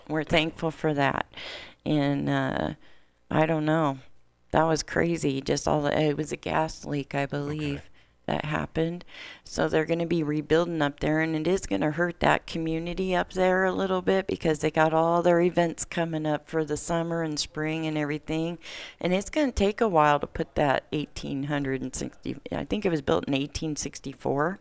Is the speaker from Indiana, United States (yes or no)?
yes; Warsaw, Indiana, United States; moved away; my hometown, Warsaw